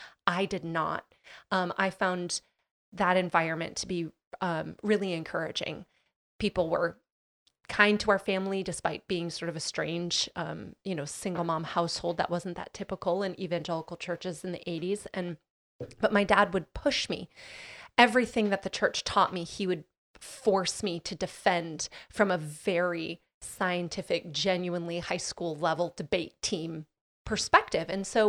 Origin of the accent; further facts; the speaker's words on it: Midwest, United States; especially in the small Midwest, town I grew up in the Midwest, you know, absolutely no drinking